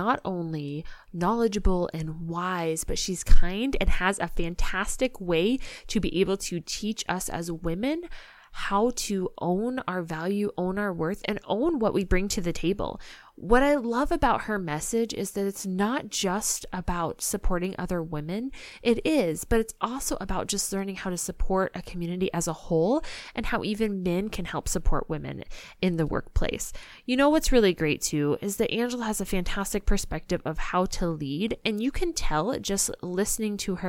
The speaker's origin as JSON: {"language": "English", "region": "Illinois", "country": "United States", "moved": "as an adult", "lives_now": "North Dakota, United States", "said": "I live in North Dakota now, but I'm from Illinois"}